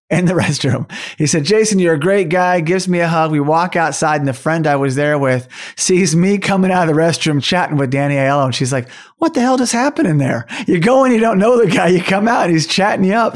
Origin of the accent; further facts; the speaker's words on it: Tulsa, Oklahoma, United States; The Outsiders was filmed in my hometown of Tulsa, Oklahoma